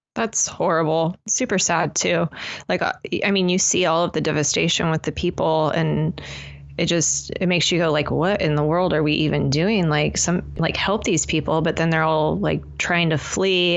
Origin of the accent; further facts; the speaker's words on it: United States; us as American citizens